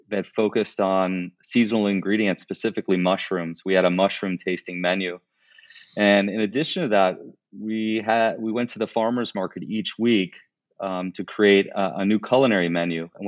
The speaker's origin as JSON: {"language": "English", "town": "Chicago", "region": "Illinois", "country": "United States", "said": "I'm from Chicago, Illinois."}